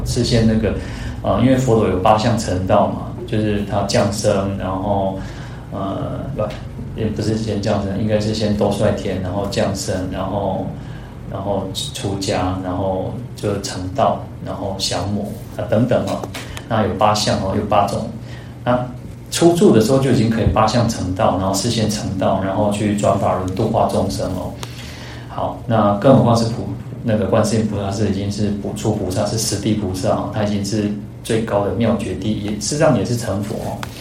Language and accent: Chinese; Taiwan; 我们的同样出生在台湾